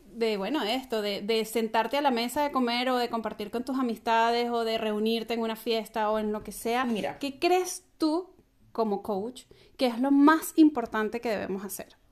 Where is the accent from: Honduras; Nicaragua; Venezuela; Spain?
Venezuela